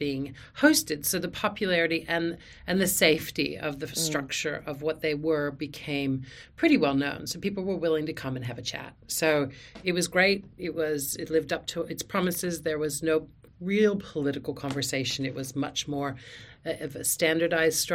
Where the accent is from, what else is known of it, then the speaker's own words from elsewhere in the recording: United States; moved away as an adult; now in Australia; I'm an American living here in Australia. I'm an Australian citizen. Moved here with my family, Australian husband and three children, back in 2010